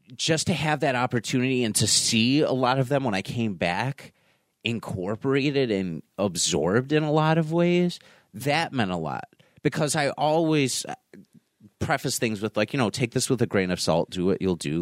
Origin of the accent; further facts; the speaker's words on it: North Tonawanda, New York, United States; I'm a kid from North Tonawanda